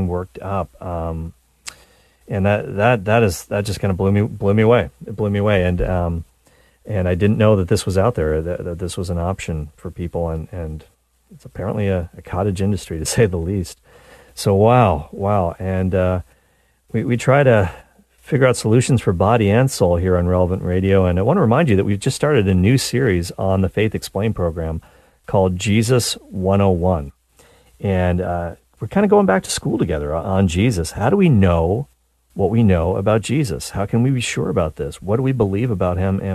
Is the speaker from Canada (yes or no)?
yes; Canada; I'm a Canadian